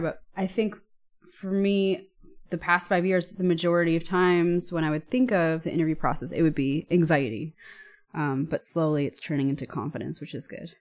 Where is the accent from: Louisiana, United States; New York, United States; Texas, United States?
New York, United States; moved away as an adult; now in Germany; I'm from New York